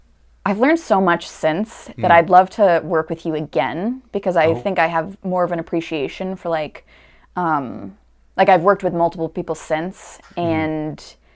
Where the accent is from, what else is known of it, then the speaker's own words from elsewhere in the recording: Stamford, Connecticut, United States; I grew up in Stamford, Connecticut. I'm still there.